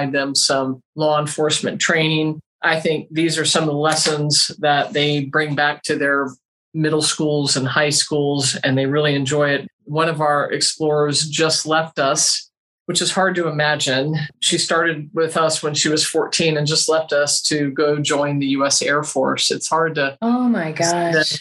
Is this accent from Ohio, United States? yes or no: no; Pinellas County, Florida, United States; moved away as an adult; also born or lived in St. Petersburg, Florida / Hillsborough County, Florida; now in Bradenton, United States; I was born and bred in Pinellas County